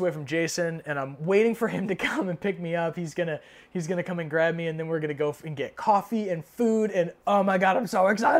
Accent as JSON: {"language": "English", "country": "United States", "said": "as an American"}